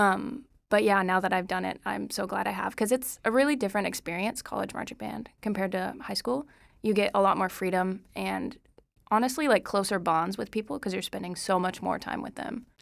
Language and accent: English; Moore, Oklahoma, United States; I'm from Moore, Oklahoma